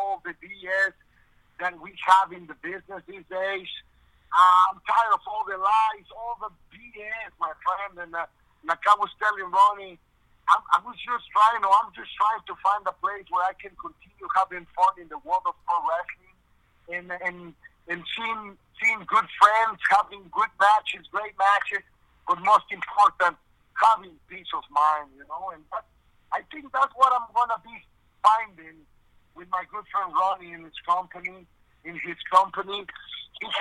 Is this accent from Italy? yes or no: no; Mexico; moved away; down there in the country where I was born in Mexico